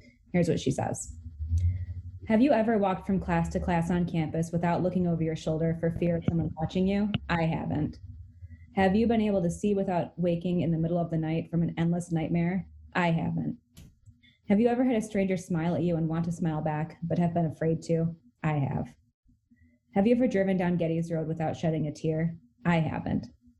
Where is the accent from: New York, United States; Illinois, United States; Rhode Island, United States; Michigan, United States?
Michigan, United States; Like you're a kid growing up in Michigan. That's where you want to go to college, you know?